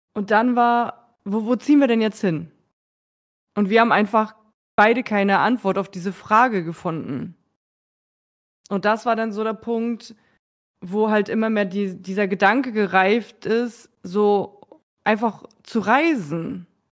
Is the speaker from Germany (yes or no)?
yes; Schleswig-Holstein, Germany; moved away as an adult; also born or lived in Berlin / Munich; now in near Hamburg, Germany; ich komme ja ursprünglich aus Schleswig-Holstein, habe acht Jahre in Berlin gewohnt.